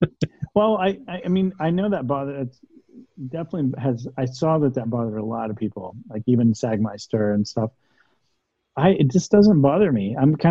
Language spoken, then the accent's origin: English; the South, United States; I'm very fascinated with dialects and accents. Growing up in the South, and Oakland's got its own too.